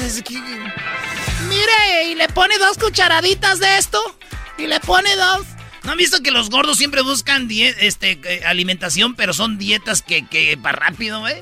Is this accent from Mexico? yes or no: yes; Mexico; somos mexicanos